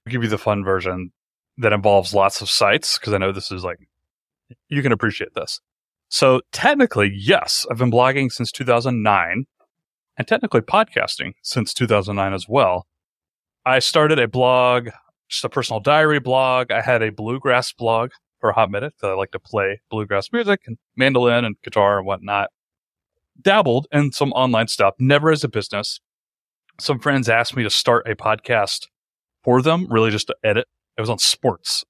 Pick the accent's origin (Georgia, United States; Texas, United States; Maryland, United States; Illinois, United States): Georgia, United States; Atlanta; moved away as an adult; I found a job at a local startup in my hometown. I live in Atlanta.